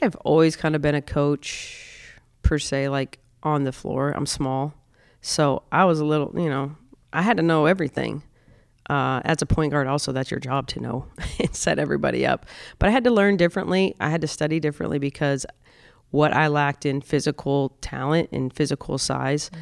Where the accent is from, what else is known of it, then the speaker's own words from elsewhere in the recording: South Dakota, United States; growing up in South Dakota, I grew up in a very, very, uh, conservative